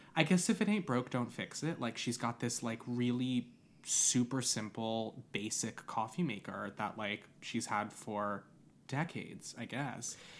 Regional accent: Long Island, New York, United States; I grew up on Long Island.

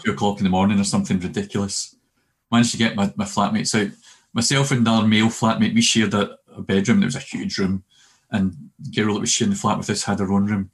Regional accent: Glasgow, Scotland, United Kingdom; also born or lived in Cumbernauld; we moved we moved from Glasgow to Cumbernauld when in 1975

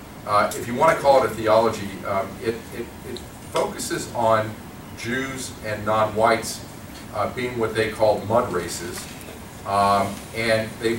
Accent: North Dakota, United States; It's affected my home state.

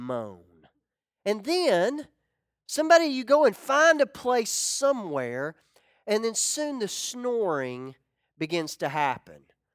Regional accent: Ozark, Arkansas, United States; moved away as an adult; My best friend growing up, we called him George III. It was George McRoy III. George and I, we got in a lot of trouble. We always did, but we grew up together. I remember going back to Ozark, Arkansas

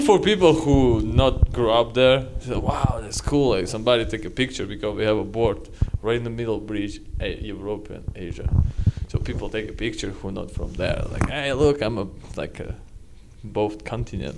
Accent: Magnitogorsk, Chelyabinsk Oblast, Russia; English is a second language; moved away as an adult; now in United States; I'm from Ural Mountains. Uh, it's like Magnitogorsk

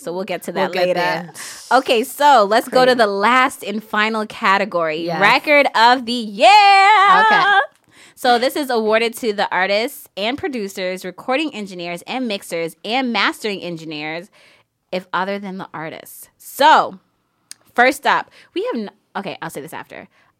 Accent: Bronx, New York, United States; the Hispanic genre, like, you know, I'm from the Bronx.

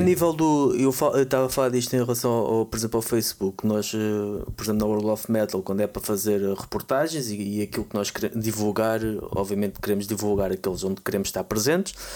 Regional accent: Portugal; nós portugueses, Portugal

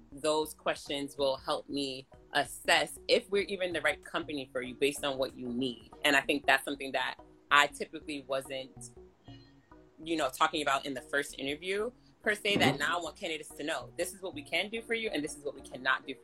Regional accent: Jamaica; I'm a Jamaican

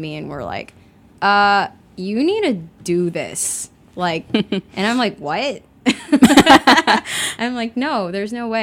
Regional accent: Chicago, Illinois, United States; moved away as an adult; also born or lived in Kunming, China; I grew up in Chicago

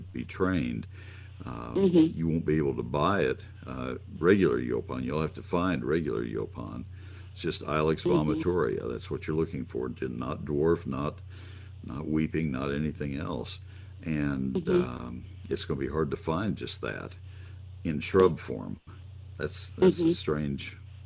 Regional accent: College Station, Texas, United States; I grew up in College Station, and the post oaks give total shade there

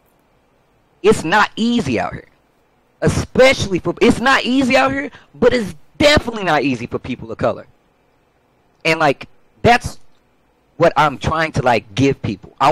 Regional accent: St. Louis, Missouri, United States; moved away as an adult; now in California, United States; I come from St. Louis, Missouri

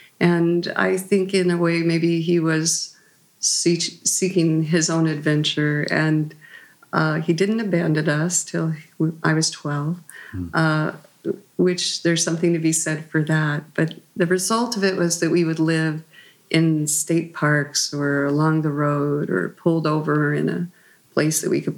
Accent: Oklahoma, United States; born there; Our family had been there since the Sooner times, but I lived in many places. We moved frequently. I was born there in Oklahoma.

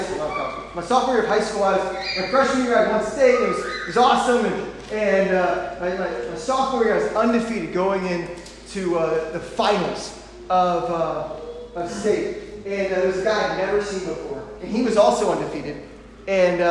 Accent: St. Louis, Missouri, United States; I grew up in St. Louis

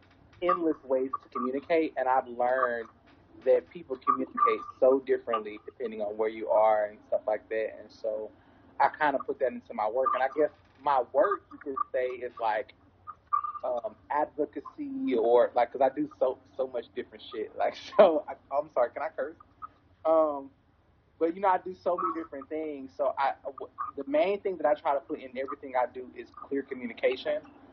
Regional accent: St. Louis, Missouri, United States; also born or lived in Kansas City / Chicago / New Orleans / Detroit; So I am originally from St. Louis, and I've lived in a lot of different places, Kansas City, Chicago, New Orleans, Detroit, Dallas, somewhere else.

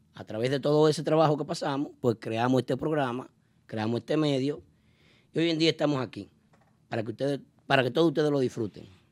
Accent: Dominican Republic; now in New York, United States; nos identifica como dominicanos

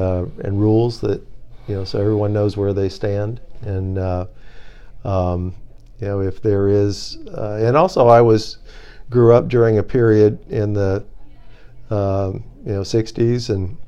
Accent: Washington, District of Columbia, United States; So it turns out I grew up a lot in Washington, D.C. My parents are dad was in the military

